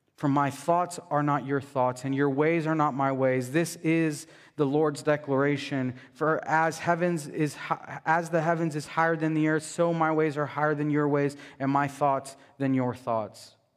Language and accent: English; United States; As American Christians